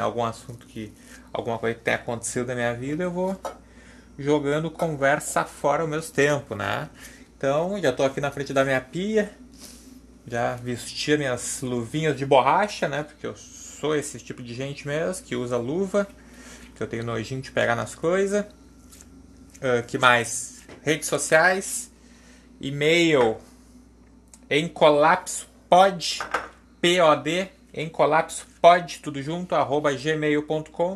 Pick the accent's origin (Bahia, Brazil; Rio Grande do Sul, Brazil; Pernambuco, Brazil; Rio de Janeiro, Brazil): Rio Grande do Sul, Brazil; Porto Alegre; accent: gaúcho; Eu sou aqui de Porto Alegre, né? minha família também